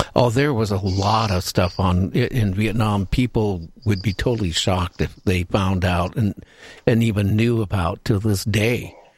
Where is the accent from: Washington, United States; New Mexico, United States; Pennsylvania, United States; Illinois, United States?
Washington, United States; I grew up in the Northwest here in Washington State.